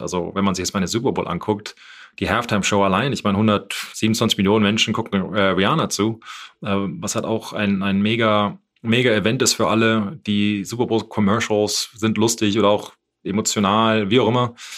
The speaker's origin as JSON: {"language": "German", "country": "Germany", "moved": "as an adult", "said": "als Deutscher"}